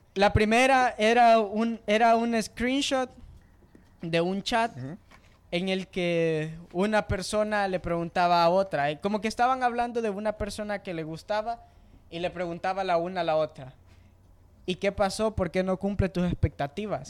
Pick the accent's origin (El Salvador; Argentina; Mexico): El Salvador; yo sea salvadoreño